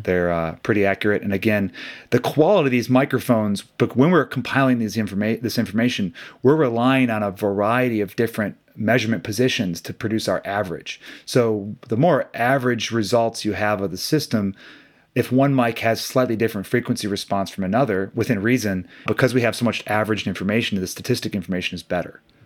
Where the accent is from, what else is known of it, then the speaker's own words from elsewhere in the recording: Midwest, United States; growing up in the Midwest, I played hockey as a kid